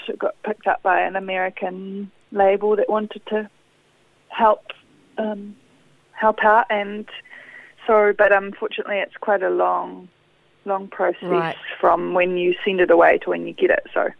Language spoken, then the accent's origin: English; Auckland, New Zealand; born there; I was born in Auckland, in Devonport.